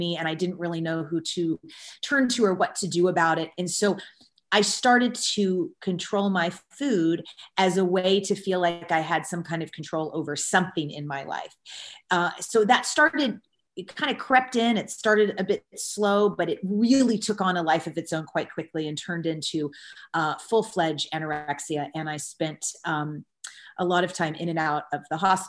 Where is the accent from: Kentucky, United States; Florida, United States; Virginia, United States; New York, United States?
Kentucky, United States; I grew up in the South in the United States in Kentucky